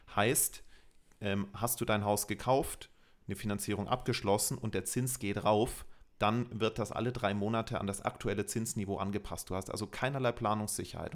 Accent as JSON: {"language": "German", "country": "Germany", "said": "bei uns in Deutschland"}